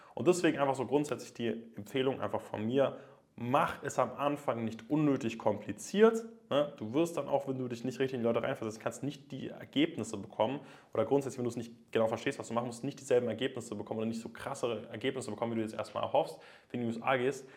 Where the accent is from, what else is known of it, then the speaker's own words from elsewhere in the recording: Germany; bei uns in Deutschland